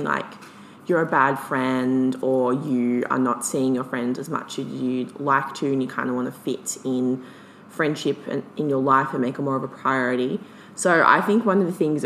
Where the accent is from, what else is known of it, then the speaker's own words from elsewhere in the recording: Melbourne, Victoria, Australia; I'm from Melbourne, like big city.